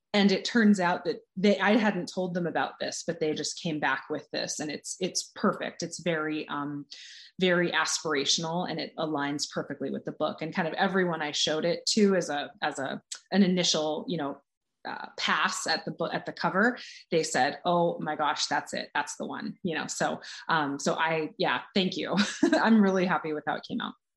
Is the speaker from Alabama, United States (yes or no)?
no; California, United States; now in Boston, United States; I'm from California